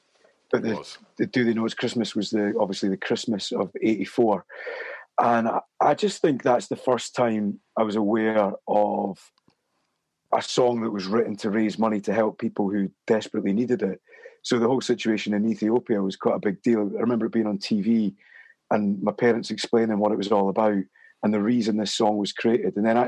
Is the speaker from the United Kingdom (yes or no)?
yes; Edinburgh, Scotland, United Kingdom; sentimental about growing up in Edinburgh.